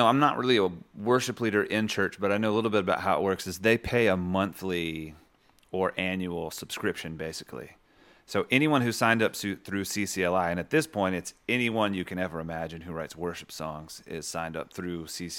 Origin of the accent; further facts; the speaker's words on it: the South, United States; Maybe we're both from the South